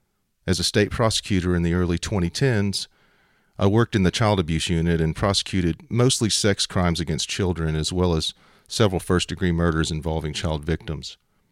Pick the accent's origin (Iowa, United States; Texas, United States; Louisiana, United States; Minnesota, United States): Louisiana, United States; Shreveport; I was raised Roman Catholic in Shreveport, Louisiana, surrounded by and embraced by my mother's large Sicilian family.